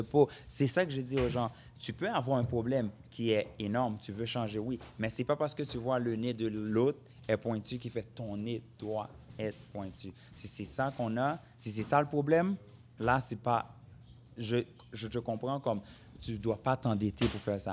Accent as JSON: {"language": "French", "country": "Haiti", "tie": "born or raised there", "said": "je suis né en Haïti. Je sais ce que c'est comme être un Haïtien"}